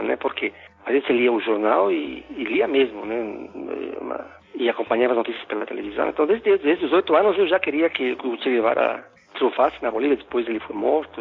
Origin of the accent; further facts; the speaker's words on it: Quito, Pichincha, Ecuador; first language Spanish; Portuguese is a second language; moved away as an adult; also born or lived in United States; now in Brazil; eu sou equatoriano, nasci em Quito